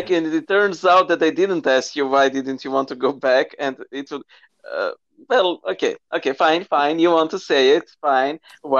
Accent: Serbia; English is a second language

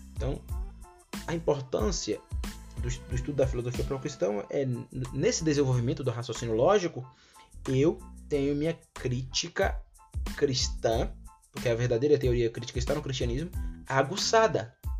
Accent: Brazil; first language Portuguese; eu nasci no Brasil e foi por causa da soberania de Deus que eu nasci aqui no Brasil

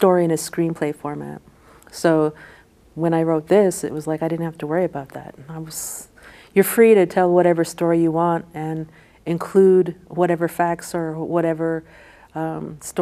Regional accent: Tohatchi, New Mexico, United States; growing up in Tohatchi, I really wanted to make Tohatchi a character of the book because that's my hometown

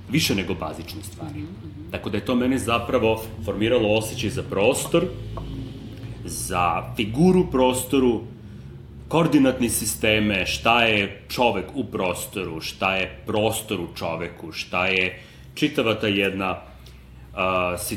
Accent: Belgrade, Serbia; moved away as an adult; also born or lived in The Hague; ovde kod nas u Beogradu.

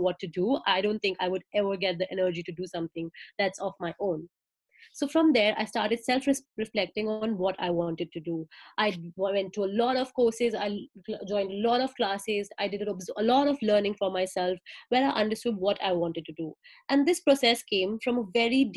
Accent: India; moved away as an adult; now in Melbourne, Australia; I'm from India and now I'm living in Melbourne, Australia

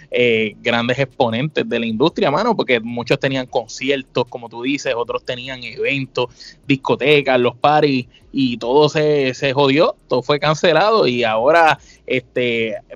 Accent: San Juan, Puerto Rico; Nosotros somos dos boricuas del viejo San Juan, de pura cepa, ya tú sabes, yo estoy en Puerto Rico, … está en Florida.

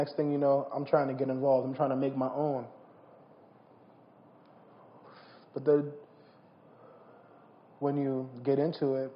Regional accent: New Jersey, United States; I'm from South Jersey

